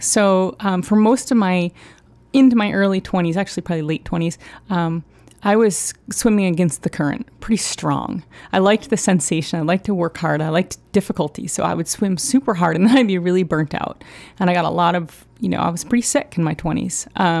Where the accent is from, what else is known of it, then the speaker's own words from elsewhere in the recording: Down East, Maine, United States; now in Portland, United States; I grew up in Down East Maine. So I always grew up in a wild landscape.